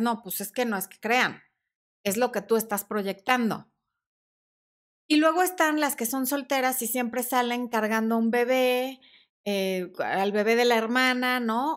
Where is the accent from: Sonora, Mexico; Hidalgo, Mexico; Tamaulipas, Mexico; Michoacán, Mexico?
Sonora, Mexico; now in Mexico City, Mexico; mi mamá también es sonorense